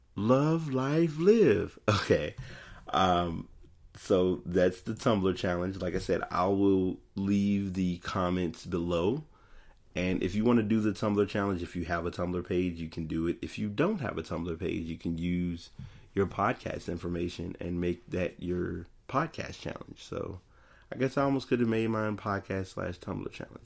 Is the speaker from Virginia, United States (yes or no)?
yes; Richmond, Virginia, United States; I'm from Richmond, Virginia